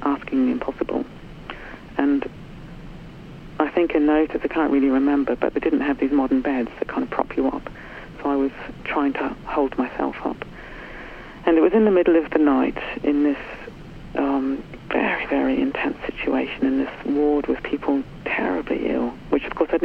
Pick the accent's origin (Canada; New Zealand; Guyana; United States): New Zealand; now in United Kingdom; I was brought up in New Zealand in the 60s